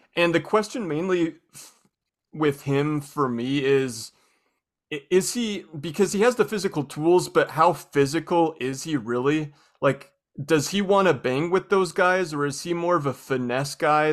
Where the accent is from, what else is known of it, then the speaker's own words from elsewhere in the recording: Spokane, Washington, United States; I'm from Spokane